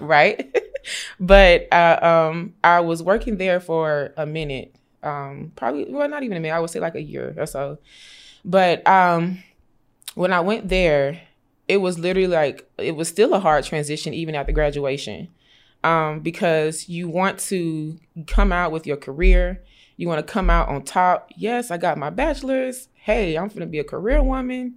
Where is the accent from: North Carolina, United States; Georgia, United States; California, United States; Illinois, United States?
Georgia, United States; Augusta; I grew up in Augusta, Georgia